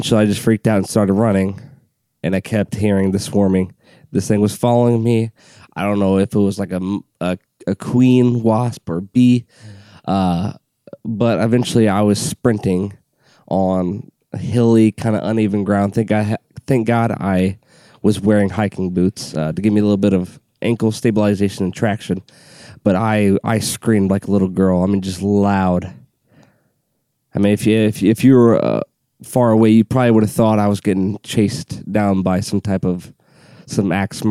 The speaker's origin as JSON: {"language": "English", "country": "United States", "said": "I'm an American"}